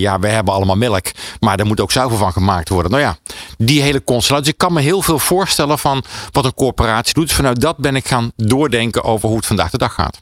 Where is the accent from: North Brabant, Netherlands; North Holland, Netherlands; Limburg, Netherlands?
North Brabant, Netherlands; dat begon in Brabant, waar ik vandaan kwam